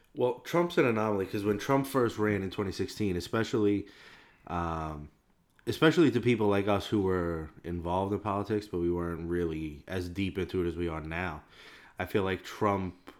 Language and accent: English; New York City, New York, United States; we're from New York City and Staten Island, which is the only, uh, the only red part of this city.